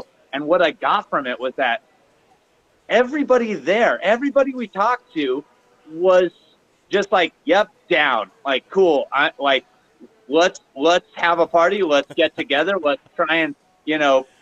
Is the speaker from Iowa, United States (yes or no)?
yes; Ames, Iowa, United States; moved away; growing up in Ames, Iowa